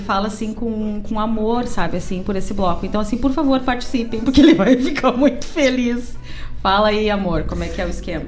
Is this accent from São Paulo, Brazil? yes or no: no; Gaúcho, Rio Grande do Sul, Brazil; somos bem gaúcho